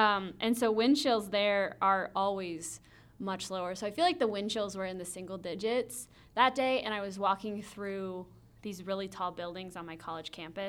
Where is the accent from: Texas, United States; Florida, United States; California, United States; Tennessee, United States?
Tennessee, United States; now in Northern Michigan, United States; I grew up in Tennessee, and an inch of snow would shut down town until it melted.